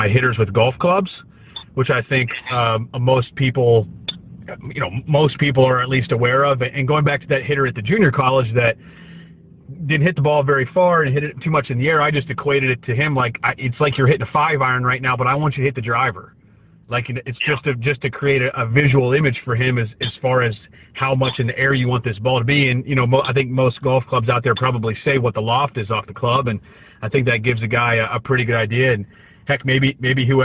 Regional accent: Pennsylvania, United States; I'm from Pennsylvania

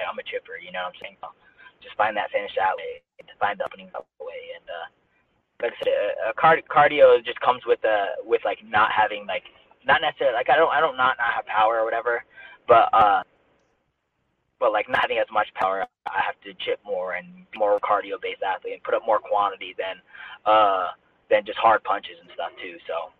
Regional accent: Denver, Colorado, United States; Yeah, Denver. Still here. It's snowing right now.

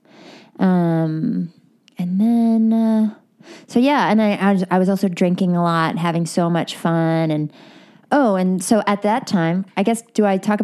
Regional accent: Westchester County, New York, United States; moved away as an adult; now in Los Angeles, United States; Okay, so I moved to LA like 15 years ago from New York. I grew up in Westchester County, New York. And then I went to school in New York and then at Cornell upstate.

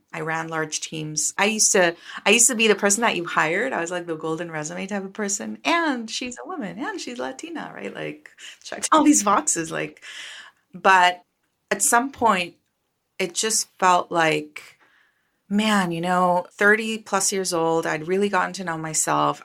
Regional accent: Costa Rica; moved away as an adult; now in United States; I am from Costa Rica. I was born and raised in Costa Rica

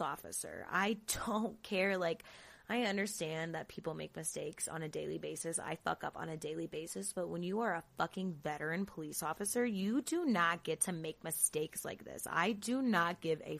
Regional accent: Florida, United States; Jacksonville, fucking Florida. Shout out to my home state.

